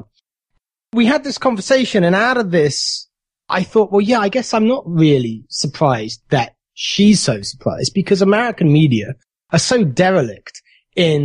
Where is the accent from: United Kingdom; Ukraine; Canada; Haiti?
United Kingdom; moved away as an adult; now in United States; the country where I was born